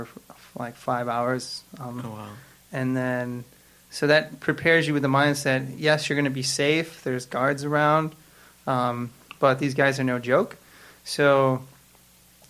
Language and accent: English; Chicago, Illinois, United States; moved away as an adult; now in Newport News, United States; I grew up in Society of St. Pius X in Chicago